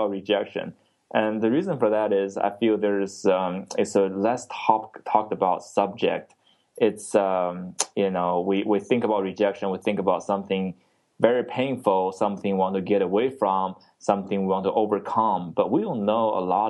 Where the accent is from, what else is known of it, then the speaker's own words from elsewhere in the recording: China; now in Texas, United States; I grew up in China